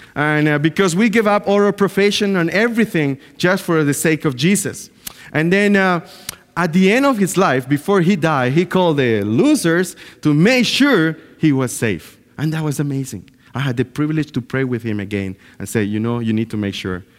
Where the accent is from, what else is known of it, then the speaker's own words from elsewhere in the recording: Bluefields, South Caribbean Coast Autonomous Region, Nicaragua; moved away; I was born in Nicaragua, in a clo-, in a place called Blue Fields